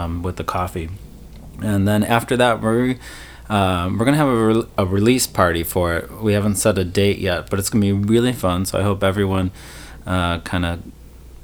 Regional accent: Chicago, Illinois, United States; I grew up in the north suburbs of Chicago

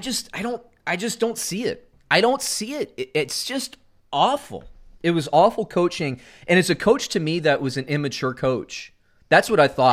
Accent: Central Florida, United States; I grew up in Central Florida

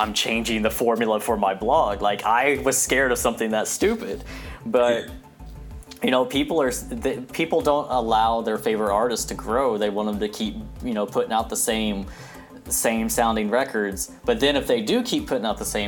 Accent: Terre Haute, Indiana, United States; moved away; also born or lived in Georgia; Terre Haute, Indiana, my hometown

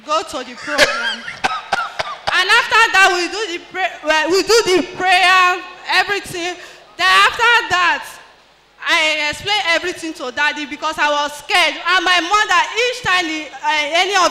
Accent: Delta, Nigeria; I'm from Delta State

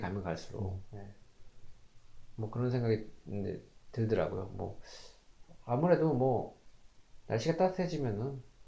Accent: South Korea; moved away as an adult; now in Canada; 저 같은 이 한국 사람

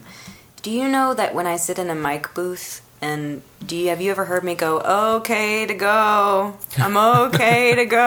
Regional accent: United States; I'm an American.

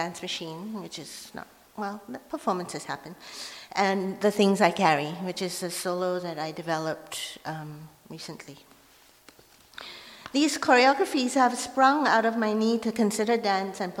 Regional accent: Malaysia; first language Hokkien; English is a second language; now in Vancouver, Canada; I was growing up in Malaysia, I grew up at a time when Chinese people were not allowed to perform the lion dance in public

